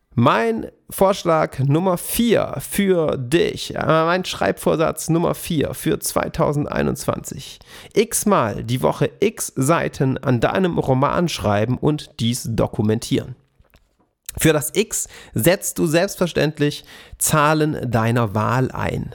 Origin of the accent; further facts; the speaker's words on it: Swabian Jura, Baden-Württemberg, Germany; an der Schwäbischen Alb auf den Streuobstwiesen, wo ich herkomme